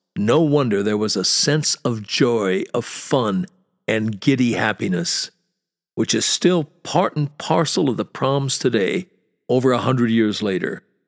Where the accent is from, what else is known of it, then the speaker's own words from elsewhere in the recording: United States; moved away as an adult; now in London, United Kingdom; as an American